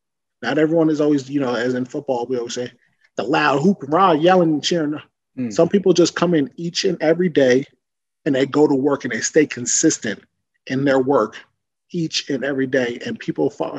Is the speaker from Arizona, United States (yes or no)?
no; Woodbridge, New Jersey, United States; my hometown of Woodbridge, New Jersey